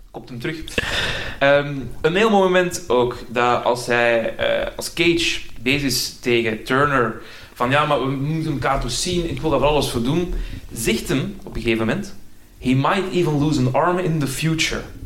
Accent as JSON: {"language": "Dutch", "area": "Antwerp area", "region": "Flanders", "country": "Belgium", "said": "ik ben zelf ook uit het Antwerpse"}